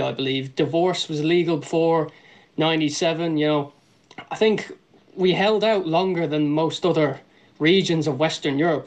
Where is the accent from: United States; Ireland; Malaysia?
Ireland; I'm Irish. I'm living there.